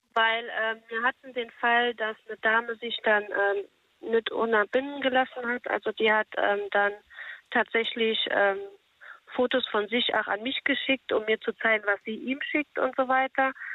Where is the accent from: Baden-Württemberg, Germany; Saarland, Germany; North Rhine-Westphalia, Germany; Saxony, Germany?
Saarland, Germany; Ich komme aus dem Saarland